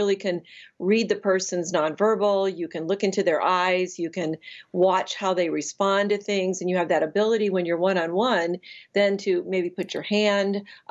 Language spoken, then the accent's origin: English; Chicago, Illinois, United States; I'm a Chicagoan